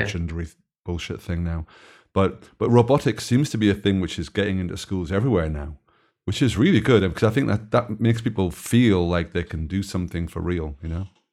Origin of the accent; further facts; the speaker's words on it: Belgium; I come from Belgium